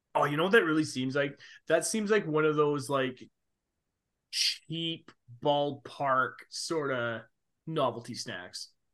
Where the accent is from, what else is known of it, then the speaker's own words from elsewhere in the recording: Canada; we're Canadian